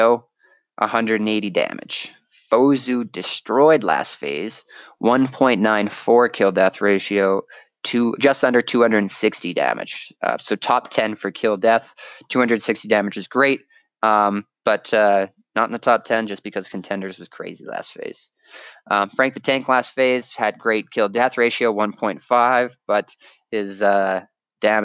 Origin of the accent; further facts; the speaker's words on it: Canada; me being Canadian